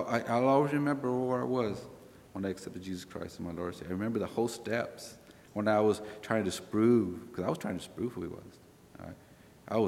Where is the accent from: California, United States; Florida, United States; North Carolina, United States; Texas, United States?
California, United States; we're from California